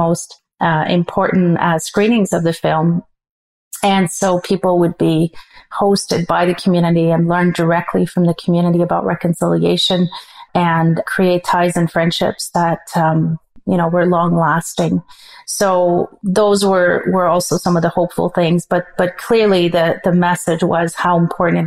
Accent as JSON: {"language": "English", "country": "Canada", "said": "as a Canadian"}